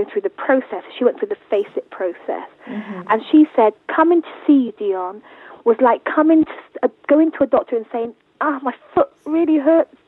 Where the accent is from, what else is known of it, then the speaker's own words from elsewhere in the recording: Jamaica; we're Jamaican, so in our culture we have daily wakes